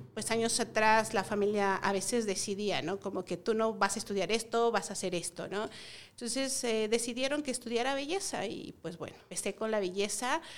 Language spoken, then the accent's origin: Spanish; Tlaxcala, Mexico; venimos de Tlaxcala, del estado de Tlaxcala.